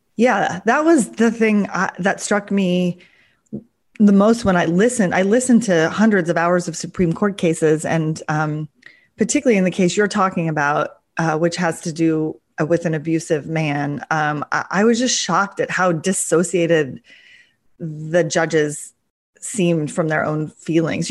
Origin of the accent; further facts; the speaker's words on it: near Seattle, Washington, United States; moved away as an adult; also born or lived in Russia; I came back to Seattle because, um, it was near my hometown